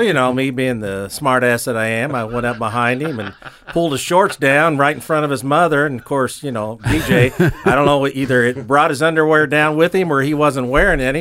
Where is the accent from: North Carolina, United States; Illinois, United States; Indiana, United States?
Indiana, United States; Greenfield; born and raised in Greenfield, Indiana